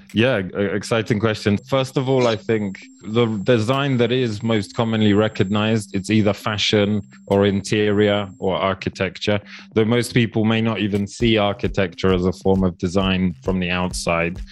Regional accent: Poland; now in Kenya; I grew up in Poland

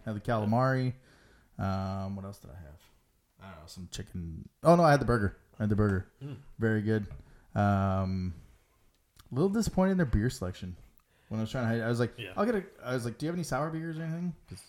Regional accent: Alberta, Canada; Like, we're from Alberta.

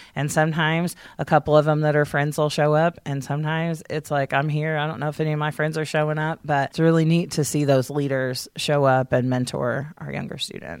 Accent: Columbus, Indiana, United States; also born or lived in Hayden, Indiana; We both grew up pretty much in Columbus.

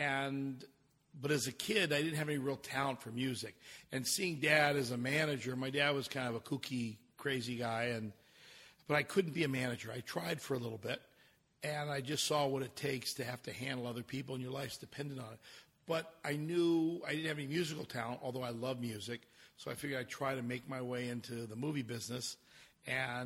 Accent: Los Angeles, California, United States; also born or lived in Hollywood, California; I'm a Valley boy

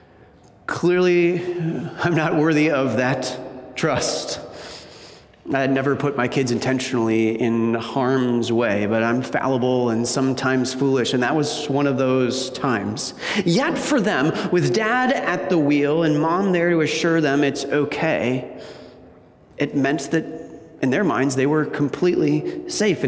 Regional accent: Wisconsin, United States; moved away as an adult; now in Michigan, United States; I grew up in Wisconsin.

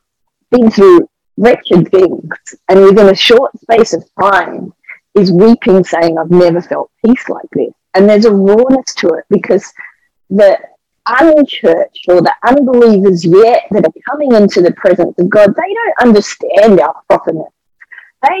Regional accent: Australia; as I would say as an Aussie, you know, it felt like a koala bear clinging to me.

